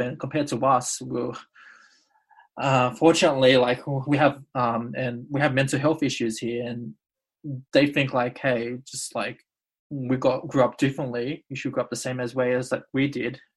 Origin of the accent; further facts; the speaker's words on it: Australia; I would usually say Australian-born Indonesian